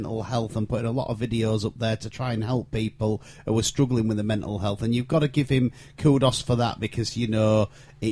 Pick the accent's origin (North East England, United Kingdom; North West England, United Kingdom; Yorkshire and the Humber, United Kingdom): Yorkshire and the Humber, United Kingdom; Hull; I was brought up on Gypsyville as well.